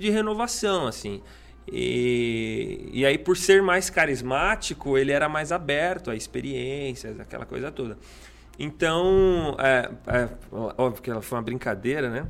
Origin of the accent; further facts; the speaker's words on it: Suzano, São Paulo, Brazil; also born or lived in Mogi das Cruzes; eu nasci em Mogi das Cruzes, mas eu fui criado em Suzano